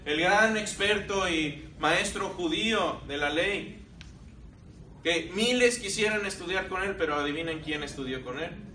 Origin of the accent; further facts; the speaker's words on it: Mexico; also born or lived in Belgium (paternal ancestry); now in United States; nací en México, hablo español